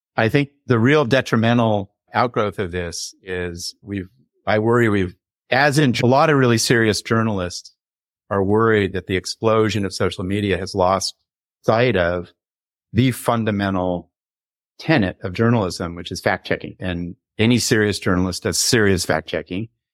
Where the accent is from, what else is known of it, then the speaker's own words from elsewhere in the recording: Los Angeles, California, United States; I grew up in the late sixties in Laurel Canyon